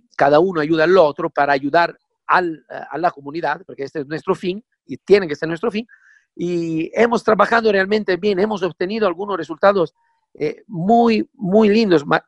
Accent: Italy; now in Ecuador

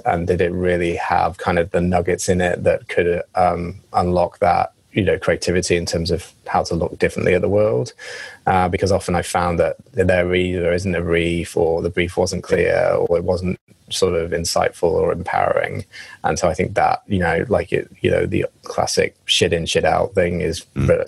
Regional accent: England, United Kingdom; accent: English; now in United States; my English accent

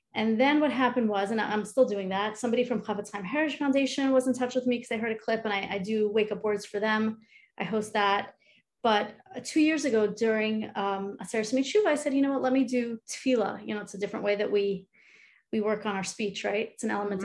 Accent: Long Island, New York, United States; moved away as an adult; now in Cleveland, United States; I am originally from New York, Long Island. Grew up there

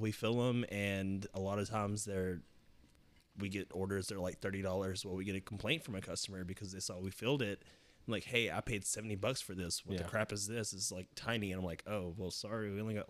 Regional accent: Tennessee, United States; I'm from Tennessee, man.

